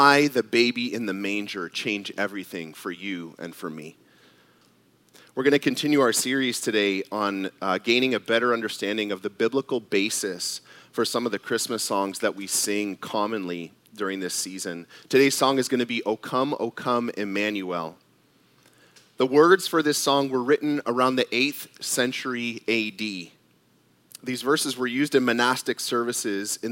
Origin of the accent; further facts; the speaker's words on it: Canada; I was born in Canada, and at the time, my dad was a Canadian citizen.